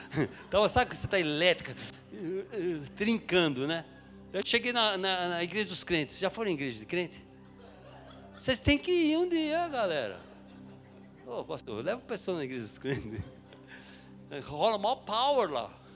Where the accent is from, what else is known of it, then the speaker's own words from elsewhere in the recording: São Paulo, Brazil; eu sou de São Paulo, nasci em São Paulo, na capital de São Paulo, eh, na, Moca, na Zona Leste ali